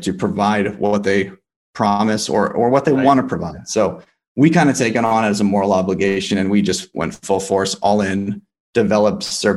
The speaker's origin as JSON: {"language": "English", "town": "Los Angeles", "region": "California", "country": "United States", "also_born_or_lived": "Boulder, Colorado", "said": "I'm from Los Angeles, and I went to college at the University of Colorado Boulder"}